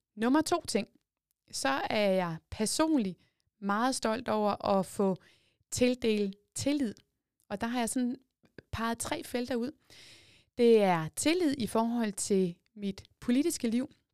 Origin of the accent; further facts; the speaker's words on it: Jordløse, Zealand, Denmark; Jeg kommer fra Jordløse, en lille bitte by, øh, tæt på Tisø. Det er også i Kalamborg Kommune nu, men dengang der var det i det gamle Hvidebæk Kommune. Der er jeg født og opvokset ude på landet